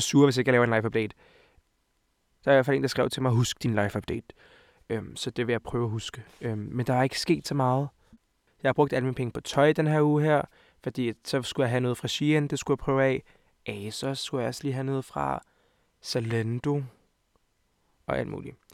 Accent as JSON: {"language": "Danish", "town": "Hvidovre", "region": "Capital Region of Denmark", "country": "Denmark", "also_born_or_lived": "Montenegro", "said": "Jeg er 20 år gammel og kommer fra Hvidovre af. Og Montenegro af. Så jeg er halv-halv."}